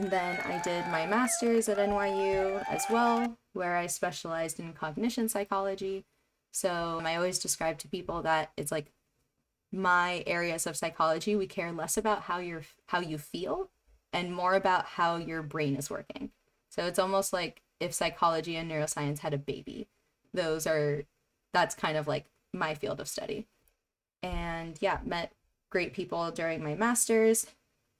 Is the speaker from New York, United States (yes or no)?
yes; New York City, New York, United States; I grew up in Jackson Heights, Queens